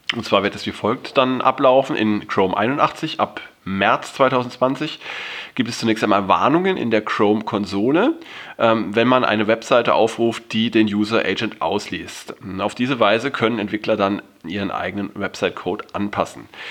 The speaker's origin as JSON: {"language": "German", "country": "Germany", "said": "bei uns in Deutschland"}